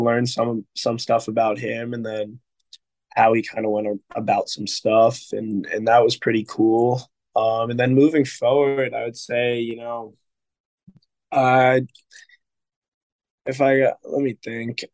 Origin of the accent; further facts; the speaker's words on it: Connecticut, United States; moved away as an adult; now in Maryland, United States; my home state's university